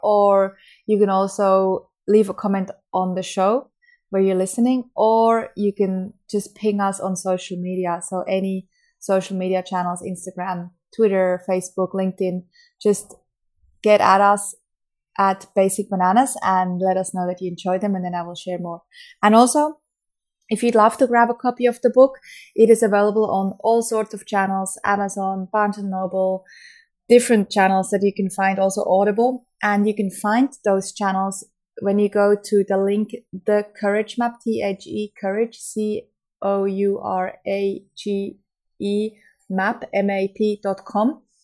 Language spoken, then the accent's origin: English; Switzerland; from Switzerland, my home country